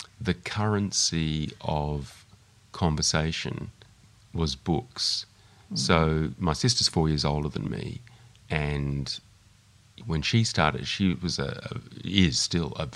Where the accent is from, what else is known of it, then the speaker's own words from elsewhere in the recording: Melbourne, Victoria, Australia; I grew up in Melbourne